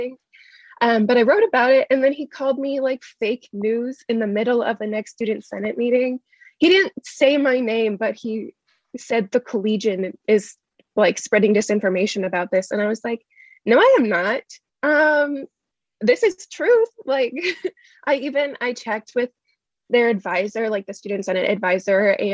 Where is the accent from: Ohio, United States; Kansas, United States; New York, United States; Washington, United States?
Kansas, United States; Shawnee; I'm from Shawnee, Kansas, originally, which is just like 20 minutes away from Olathe. And I went to Mill Valley High School here